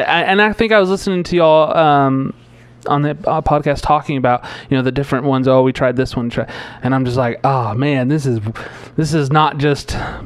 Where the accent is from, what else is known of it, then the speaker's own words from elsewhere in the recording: Texas, United States; I'm from Texas